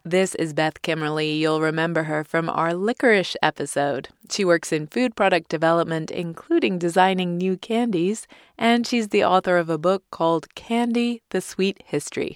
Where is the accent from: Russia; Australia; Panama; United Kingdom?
United Kingdom; England; moved away; growing up in England in the nineteen eighties and early nineties